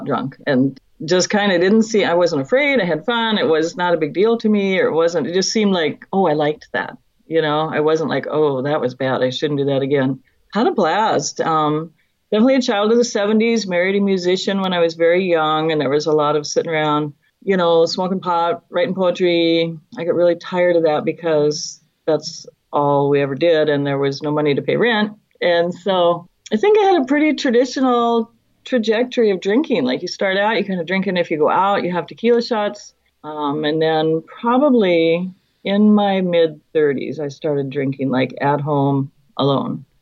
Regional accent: Fairbanks, Alaska, United States; now in Oregon, United States; I'm originally from Fairbanks, Alaska. I live in Oregon now.

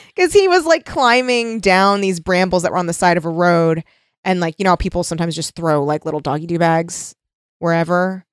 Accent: United States; as an American

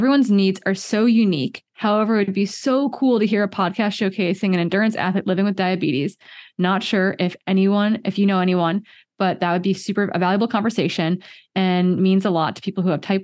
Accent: Midwest, United States; as a Midwesterner

